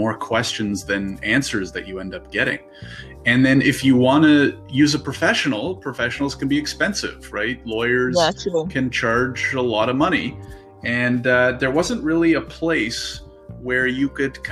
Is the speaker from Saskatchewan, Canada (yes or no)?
no; Ottawa, Ontario, Canada; now in Toronto, Canada; I'm based out of Toronto, Ontario. I was born and raised in Ottawa